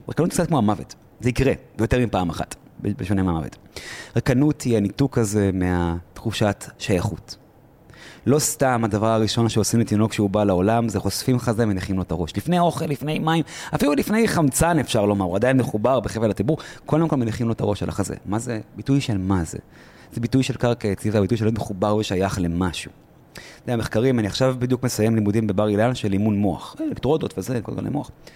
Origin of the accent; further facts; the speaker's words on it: Israel; אני ישראלי ברמה חבריי, לוחם לשעבר